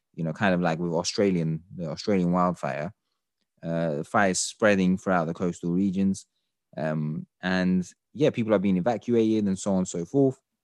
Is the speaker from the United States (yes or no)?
no; Turkey; I'm from Turkey myself